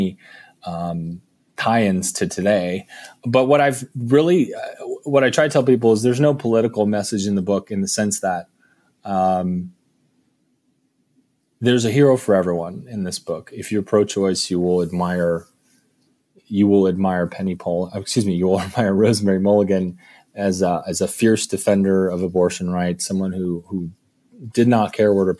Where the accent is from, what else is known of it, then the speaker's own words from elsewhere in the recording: Park Ridge, Illinois, United States; I grew up in Park Ridge